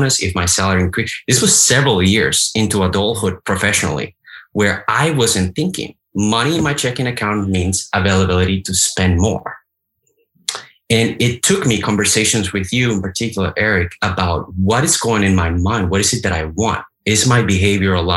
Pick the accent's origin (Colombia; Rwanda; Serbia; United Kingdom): Colombia; moved away as an adult; now in United States; I was born in Colombia, as you know. I went to high school in Colombia. I went to two universities in Colombia. Then I came to the United States